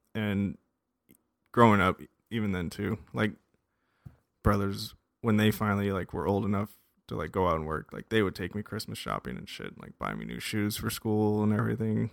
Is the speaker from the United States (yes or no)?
yes; Las Vegas, Nevada, United States; moved away; I grew up in Las Vegas, Nevada